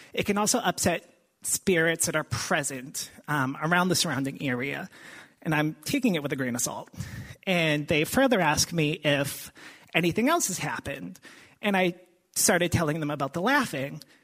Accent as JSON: {"language": "English", "town": "Boston", "region": "Massachusetts", "country": "United States", "moved": "as an adult", "said": "we're from the Boston area. We've been down here for a couple of years now."}